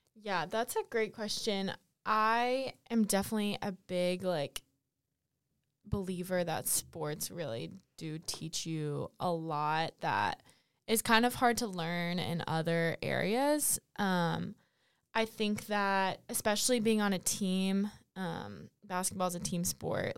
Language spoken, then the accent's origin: English; Fayetteville, North Carolina, United States; I'm from Fayetteville, North Carolina originally